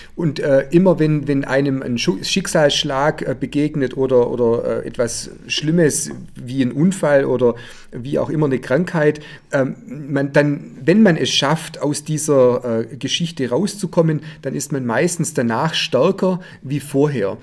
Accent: Heidenheim, Baden-Württemberg, Germany; Ich habe mit zehn Jahren hier in Heidenheim Judo begonnen zu trainieren

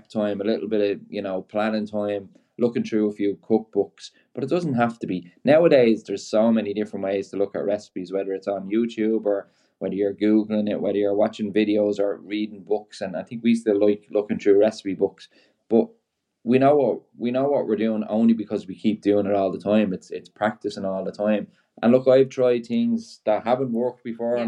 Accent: Ireland; being Irish

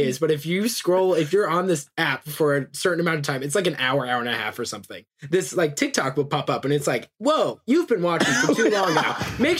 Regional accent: Austin, Texas, United States; moved away as an adult; now in Ann Arbor, United States; I'm currently living in Ann Arbor, going to the University of Michigan, but I'm from Austin, Texas.

